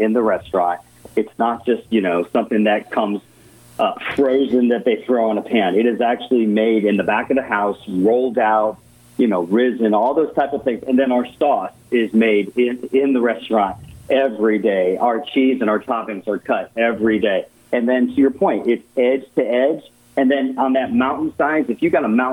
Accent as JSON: {"language": "English", "region": "Connecticut", "country": "United States", "tie": "born or raised there", "said": "I was born in Connecticut"}